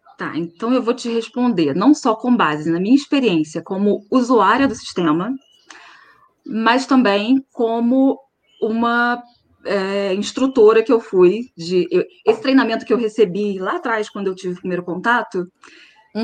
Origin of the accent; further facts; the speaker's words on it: Nova Friburgo, Rio de Janeiro, Brazil; Eu sou de Nova Friburgo